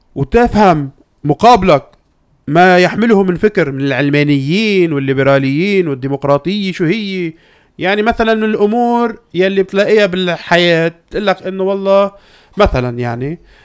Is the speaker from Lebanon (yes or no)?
yes; Lebanon; عندنا بلبنان